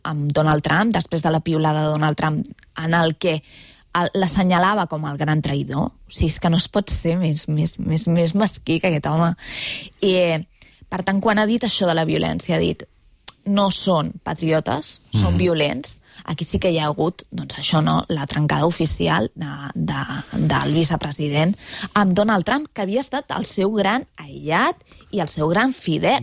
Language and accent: Catalan; Cardona, Catalonia, Spain; now in Barcelona, Spain; al meu poble, que és Cardona